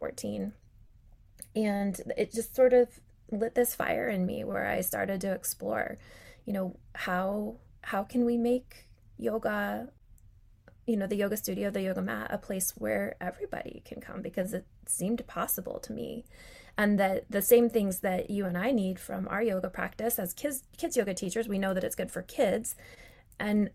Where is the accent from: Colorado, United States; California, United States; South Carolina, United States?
Colorado, United States; now in Charlotte, United States; I was born in Colorado